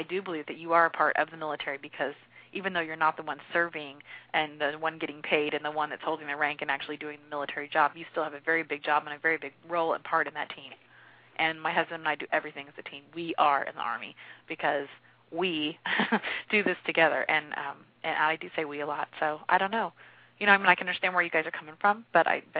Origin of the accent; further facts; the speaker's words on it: Springfield, Missouri, United States; moved away as an adult; now in Fort Stewart, Georgia, United States; We're from Springfield, Missouri